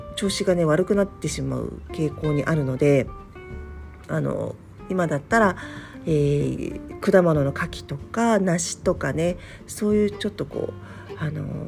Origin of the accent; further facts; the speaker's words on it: Tokyo, Japan; moved away; also born or lived in Arakawa, Tokyo; 私がねあの住んでいる実家のある方